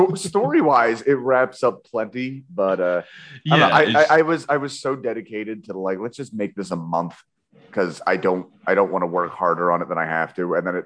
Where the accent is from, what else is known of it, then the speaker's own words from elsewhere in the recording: Philadelphia, Pennsylvania, United States; accent: Philly; my Philly accented brain